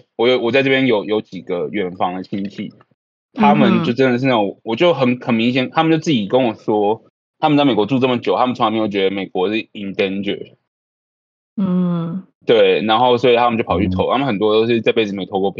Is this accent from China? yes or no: no; Taiwan; moved away as an adult; now in Atlanta, United States; 我们在台湾来的这样子